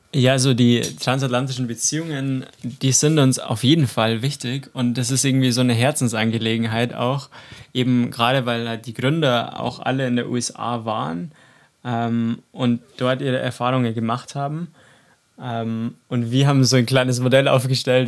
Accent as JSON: {"language": "German", "area": "between Chiemsee and the mountains", "region": "Bavaria", "country": "Germany", "said": "Ich komme aus dem wunderschönen Bayern zwischen Chiemsee und den Bergen"}